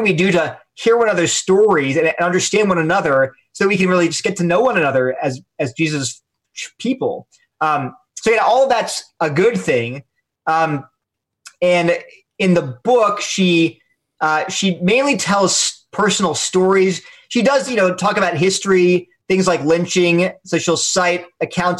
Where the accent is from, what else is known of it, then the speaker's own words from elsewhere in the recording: Delaware, United States; I'm from Delaware, so maybe it's a Delaware thing